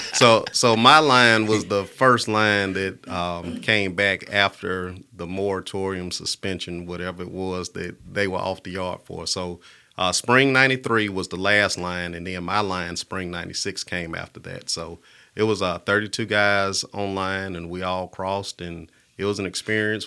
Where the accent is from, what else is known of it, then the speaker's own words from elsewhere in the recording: Birmingham, Alabama, United States; also born or lived in Tuscaloosa, Alabama / Milwaukee, Wisconsin; growing up in Pratt City, it was a normal childhood